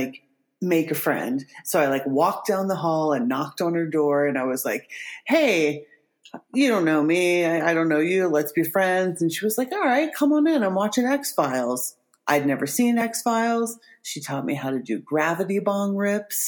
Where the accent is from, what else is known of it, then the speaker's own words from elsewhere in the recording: where it connects to West Virginia, Ohio, United States; I'm from Ohio, where it connects to West Virginia